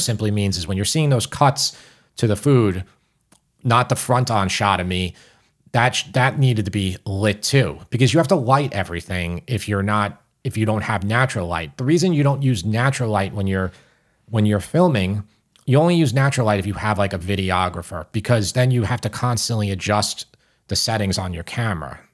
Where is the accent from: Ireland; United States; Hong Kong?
United States; New York City, New York; accent: New York